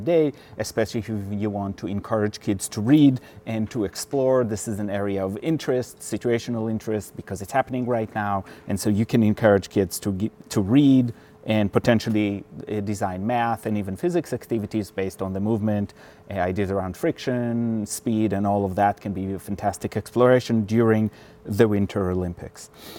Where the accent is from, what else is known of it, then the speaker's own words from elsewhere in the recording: Switzerland; born there; I was born in Switzerland, and my mother was from Finland